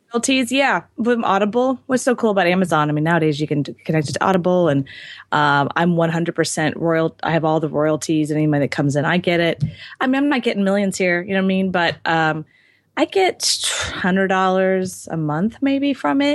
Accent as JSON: {"language": "English", "town": "Houston", "region": "Texas", "country": "United States", "tie": "born or raised there", "said": "I was born and raised in Houston"}